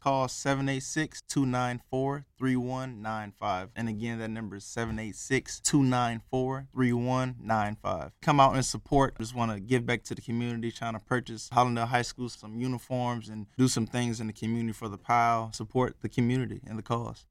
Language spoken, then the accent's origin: English; Richmond Heights, Florida, United States; I'm, I'm originally from South Florida. I grew up in Richmond Heights